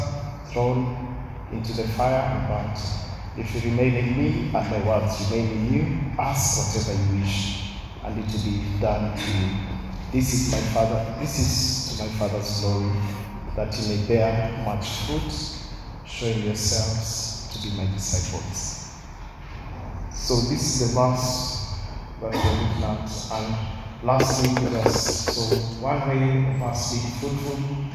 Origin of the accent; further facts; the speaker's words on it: Mombasa, Mombasa County, Kenya; I was brought up in Mombasa, Ambapo town.